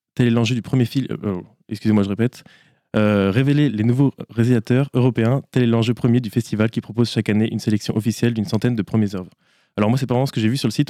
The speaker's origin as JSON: {"language": "French", "town": "Le Mans", "region": "Pays de la Loire", "country": "France", "said": "je suis pas angevin, euh, je viens du Mans"}